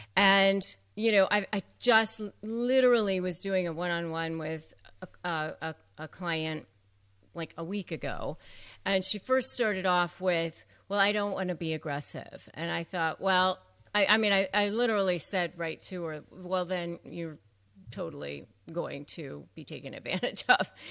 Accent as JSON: {"language": "English", "town": "McLean", "region": "Virginia", "country": "United States", "tie": "born or raised there", "said": "growing up outside of Washington, D C and McLean, Virginia"}